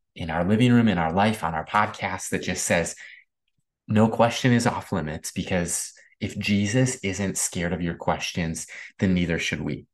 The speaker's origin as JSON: {"language": "English", "region": "Midwest", "country": "United States", "tie": "born or raised there", "said": "Growing up in the Midwest"}